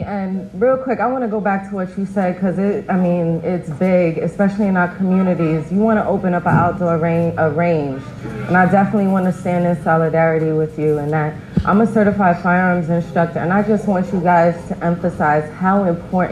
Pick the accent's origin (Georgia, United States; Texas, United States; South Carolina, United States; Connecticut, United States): Connecticut, United States; moved away as an adult; now in Tampa, United States; I'm from Connecticut